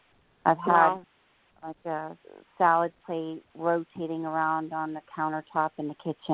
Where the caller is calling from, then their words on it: New Jersey, United States; Hi, Jorianne … I'm in New Jersey.